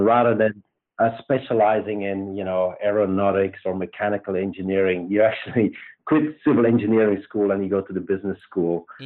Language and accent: English; Belgium; accent: Belgian; moved away as an adult; also born or lived in Luxembourg; now in United States; I grew up in Belgium. Um, and um, yeah, pretty much lived there till I was 26 with a, a small stint in Luxembourg